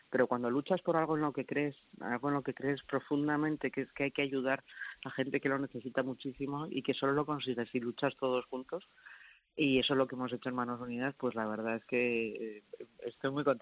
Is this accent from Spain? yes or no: yes; Spain; yo creo que es de lo que más orgulloso me puedo sentir, de, cómo, cómo somos los españoles, cómo reaccionamos cuando hay necesidad.